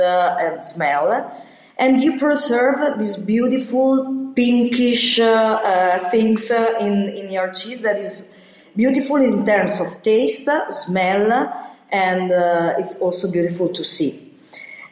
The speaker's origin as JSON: {"language": "English", "area": "Valtaleggio", "region": "Lombardy", "country": "Italy", "tie": "born or raised there", "said": "we are investing in Taleggio because I was born in Valtaleggio"}